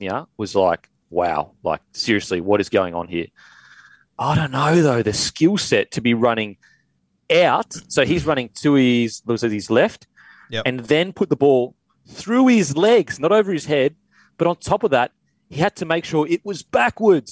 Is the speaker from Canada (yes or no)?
no; Queensland, Australia; as a Queenslander